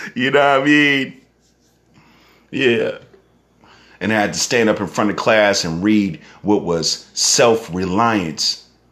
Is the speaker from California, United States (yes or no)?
yes; Northern California, United States; I'm from Northern California